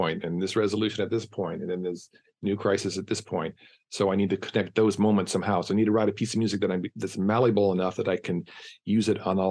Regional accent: San Diego, California, United States; I come from San Diego, which is close to Los Angeles, but culturally not at all

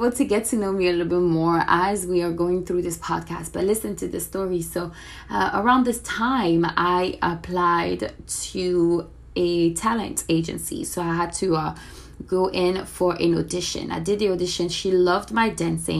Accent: France; moved away as an adult; now in Miami, United States; I am originally from France. I moved to Miami about 4 years ago

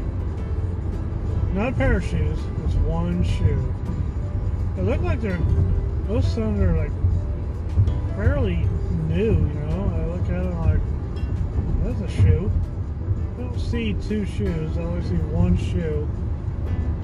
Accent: Midwest, United States; I grew up in the Midwest

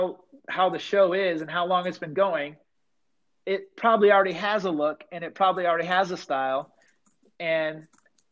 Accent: East Coast, United States; we're both from the East Coast

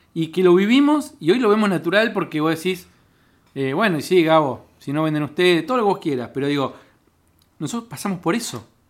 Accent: Cipolletti, Río Negro, Argentina; now in Buenos Aires, Argentina; yo soy de Chipolete, de Río Negro

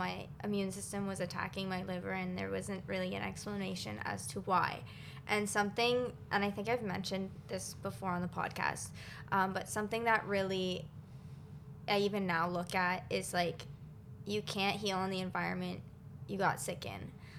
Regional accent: Waterloo, Ontario, Canada; now in Toronto, Canada; when I moved out of where I was from Waterloo, come to Toronto, not that far.

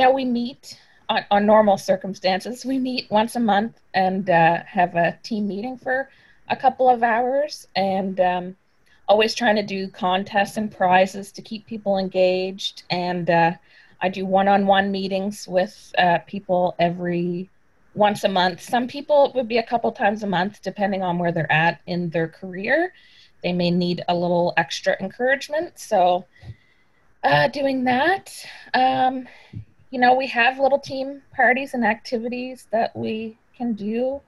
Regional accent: Weymouth, Nova Scotia, Canada; now in Annapolis Valley, Canada; I'm not originally from the valley. I grew up in Weymouth, which is in Digby County.

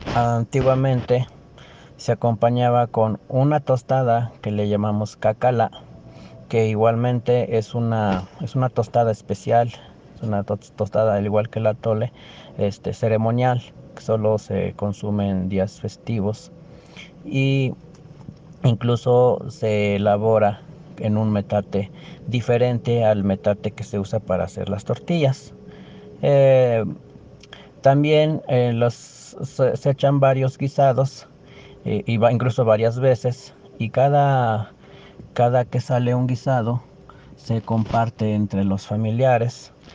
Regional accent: Teziutlán, Puebla, Mexico; soy de Teciutlán, Puebla

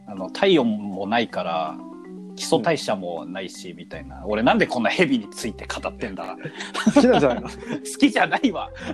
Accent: Tokyo, Japan; 俺小学校の時は東京の方にいたけどね。

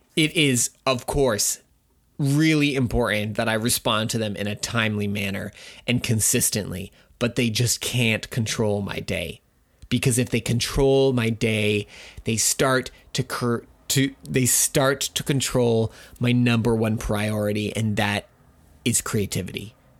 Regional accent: Canada; I'm Canadian

